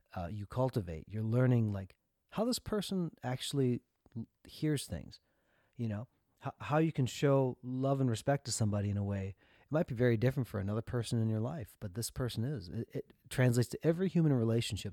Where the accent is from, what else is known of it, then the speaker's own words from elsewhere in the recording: Minnesota, United States; we grew up in Minnesota